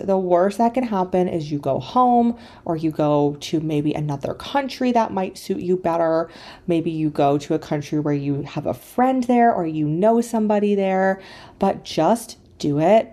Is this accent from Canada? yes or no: yes; Canada; moved away as an adult; also born or lived in China; I grew up in Canada in a very small town